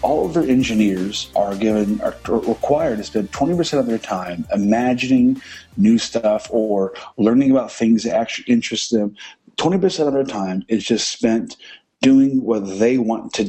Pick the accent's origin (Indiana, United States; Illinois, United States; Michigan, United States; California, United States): Illinois, United States; I was born and raised in Illinois. I currently live there now in a small town